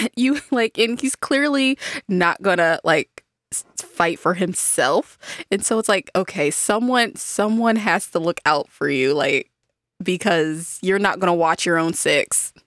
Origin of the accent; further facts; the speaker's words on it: United States; as an American